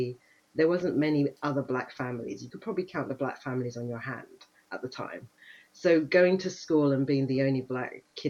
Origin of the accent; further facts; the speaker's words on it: Cambridge, East of England, United Kingdom; also born or lived in Kenya / Suffolk / London; So I was born in Kenya. I'm one of three girls. I have two sisters. So we moved to the UK in the mid-80s and I grew up in Cambridge.